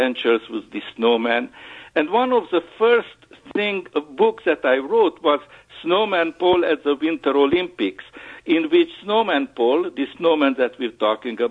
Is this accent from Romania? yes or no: yes; Transylvania, Romania; moved away; I was born in Transylvania, which is in Romania, bordering with Hungary in the Carpathian Mountains.